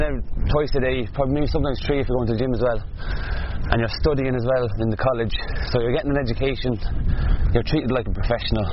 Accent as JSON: {"language": "English", "town": "Shannon", "region": "Munster", "country": "Ireland", "tie": "born or raised there", "also_born_or_lived": "Cork / United States / Galway", "said": "I'm from Shannon, born and bred. I grew up there"}